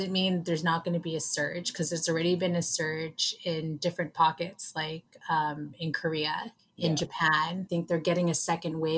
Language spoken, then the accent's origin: English; Vancouver, British Columbia, Canada; For two Asians born and raised in Vancouver